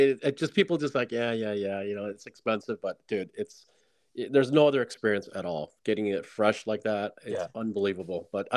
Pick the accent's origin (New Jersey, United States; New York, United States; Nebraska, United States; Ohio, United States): New York, United States; Syracuse; moved away; Dude, I'm from Syracuse, man. I grew up with 110 inches of snow.